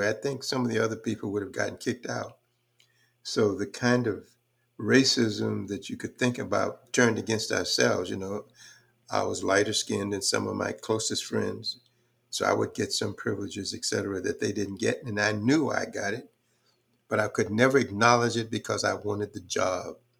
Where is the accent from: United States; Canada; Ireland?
United States; Houston, Texas; also born or lived in Fort Worth, Texas / Graham, Texas; I came up doing some really rough times in Houston, in particular, um, but Fort Worth in the beginning